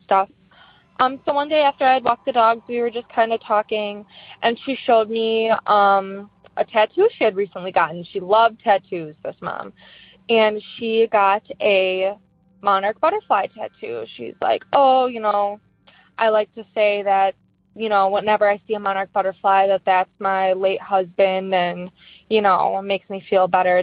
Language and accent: English; Wisconsin, United States; I am from Wisconsin.